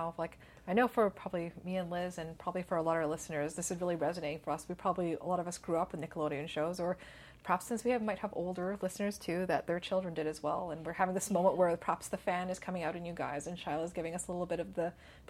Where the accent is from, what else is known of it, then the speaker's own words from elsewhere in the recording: Canada; growing up in Canada